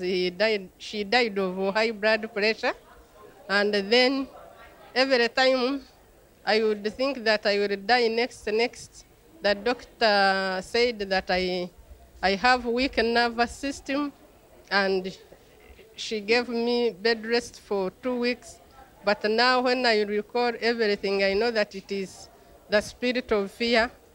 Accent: Uganda; I come from Uganda.

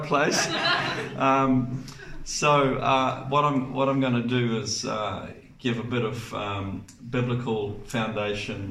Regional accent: Bay of Plenty, New Zealand; we're from the Bay of Plenty. So we're a long way from home

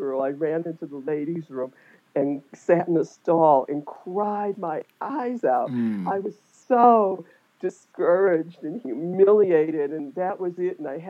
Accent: New York, United States; when I was back in New York

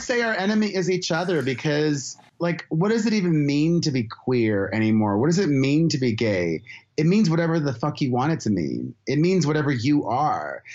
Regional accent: United States; as an American

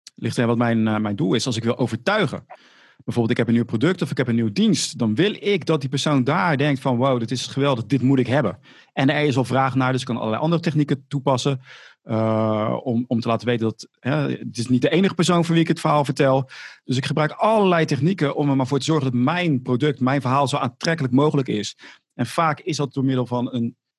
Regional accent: Rotterdam, South Holland, Netherlands; accent: Rotterdam; dat Rotterdamse accent. Maar ik heb het gewoon

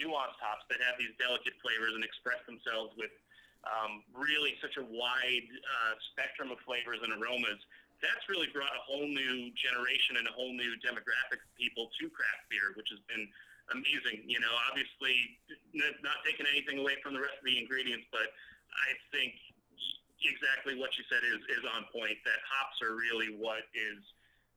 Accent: Long Island, New York, United States; moved away as an adult; also born or lived in New Hampshire / Atlanta, Georgia; now in Tampa Bay, United States; Grew up in Long Island.

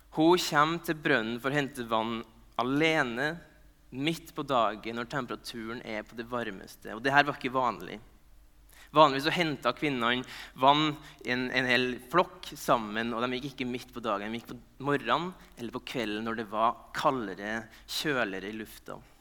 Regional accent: Nordmøre, Møre og Romsdal, Norway; jeg er nordmøring

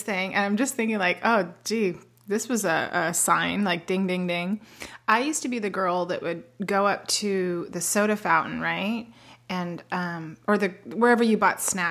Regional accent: Southern California, United States; moved away; I'm from Southern

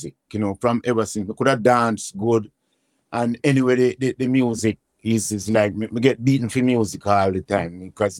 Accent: Kingston, Saint Andrew, Jamaica; I was born in Waterhouse.

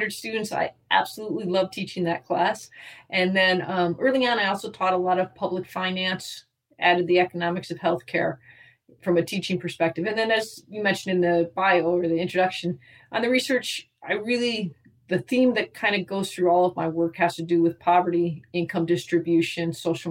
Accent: Wisconsin, United States; moved away as an adult; now in Ohio, United States; I'm actually originally from Wisconsin

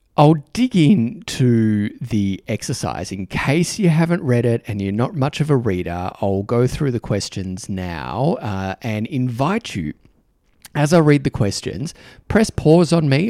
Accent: Australia; accent: Australian; my Australian accent

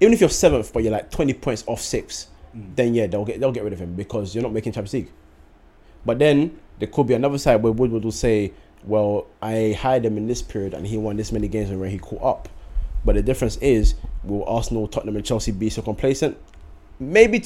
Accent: Ghana; as a Ghanaian

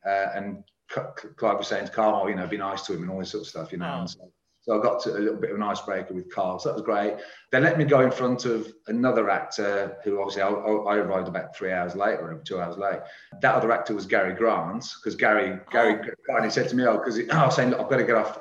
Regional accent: Birmingham, West Midlands, United Kingdom; I'm a Brummie

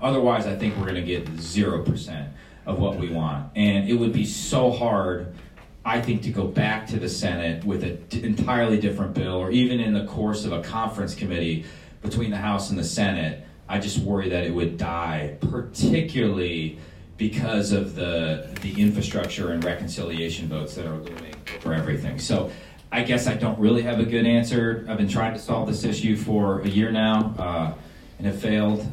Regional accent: Wisconsin, United States; we're, we're from Wisconsin

